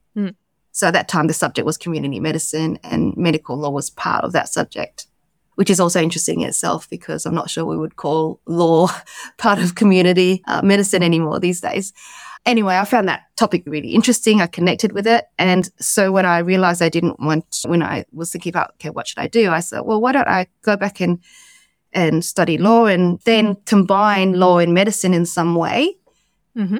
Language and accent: English; Australia; moved away as an adult; also born or lived in London, United Kingdom; I came back home to Australia